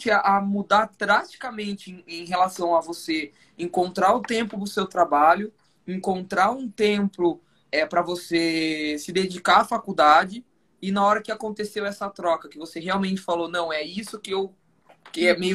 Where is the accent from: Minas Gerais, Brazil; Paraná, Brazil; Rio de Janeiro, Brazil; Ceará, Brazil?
Paraná, Brazil; Maringá; Eu sou de Maringá, aqui no Paraná.